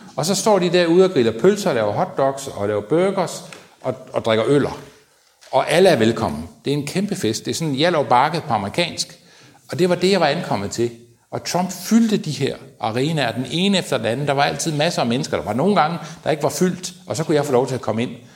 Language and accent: Danish; Denmark; jeg var fra Danmark